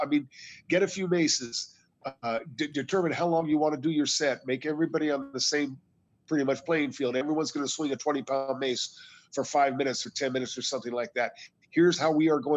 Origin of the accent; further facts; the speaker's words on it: United States; I'm an American